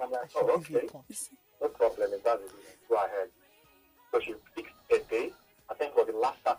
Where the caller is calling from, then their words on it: Lagos, Nigeria; I'm calling from Surulere.